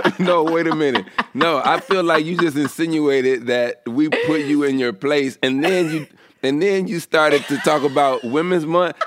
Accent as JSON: {"language": "English", "region": "the South", "country": "United States", "said": "I'm from the South"}